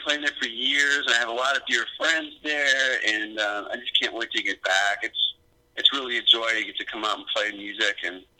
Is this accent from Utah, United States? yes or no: no; Milwaukee, Wisconsin, United States; I'm a native of Milwaukee.